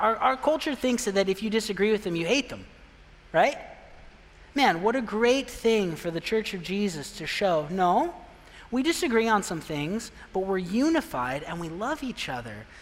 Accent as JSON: {"language": "English", "town": "Pine", "region": "Arizona", "country": "United States", "tie": "born or raised there", "moved": "yes", "said": "I'm from a real small town. I'm from Pine, Arizona, and everyone knows, oh, I've been there, Pine Top. No, not Pine Top, Pine. It's not the same place. so small, you don't even know where it is. 3,000 people I grew up"}